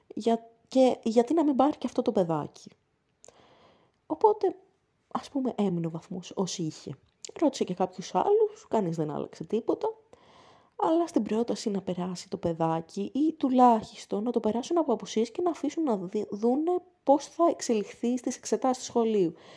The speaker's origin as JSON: {"language": "Greek", "town": "Athens", "region": "Attica", "country": "Greece", "said": "στην πόλη μου, την Αθήνα"}